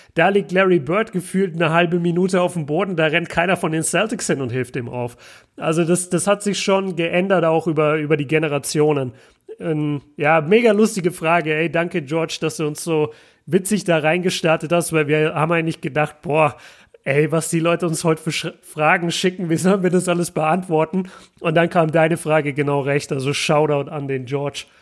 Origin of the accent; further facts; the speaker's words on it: Nuremberg, Bavaria, Germany; komme aus Nürnberg